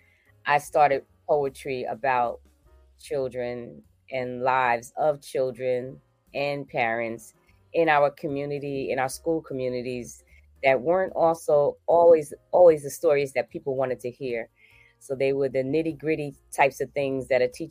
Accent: Newark, New Jersey, United States; I am originally from Newark, New Jersey

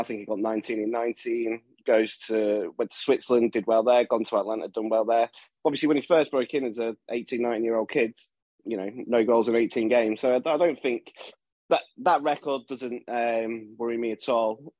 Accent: southern England, United Kingdom; moved away as an adult; when I grew up down south, I used to go to all the all, all the games that were down south, all the London games, Southampton, places like that. And then when I moved back when I was 18

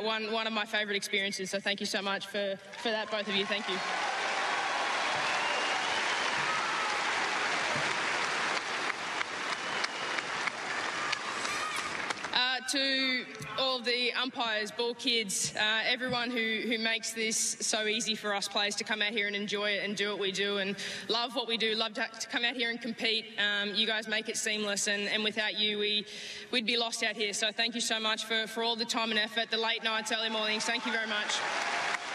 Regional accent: Australia; as an Aussie

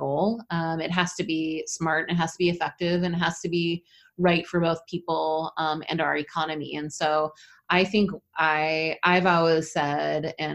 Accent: Minnesota, United States; I grew up in Minnesota, so I'm a northern lady

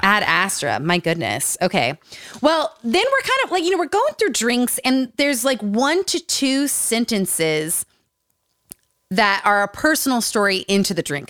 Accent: Utah, United States; Growing up in Utah

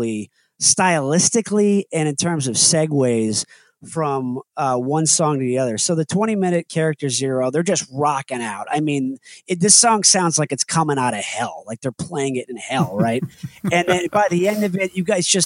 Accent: Connecticut, United States; moved away as an adult; also born or lived in Indiana; I grew up in Connecticut, but I went to school in Indiana.

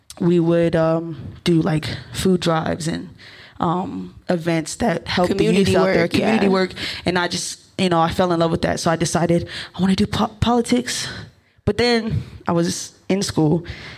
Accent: Maryland, United States; also born or lived in Ohio / Baltimore; I grew up in Maryland, very close to DC

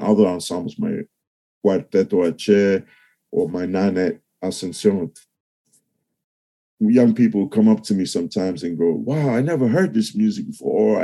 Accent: New York City, New York, United States; the South Bronx. Cool DJ Herc went to the high school across the street

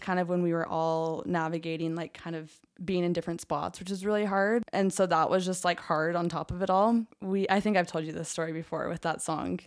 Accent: Orem, Utah, United States; I grew up in Orem, center of Mormonism.

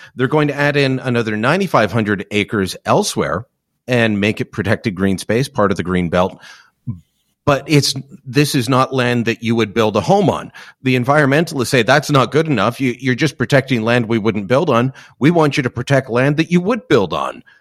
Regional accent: Hamilton, Ontario, Canada; that's my hometown

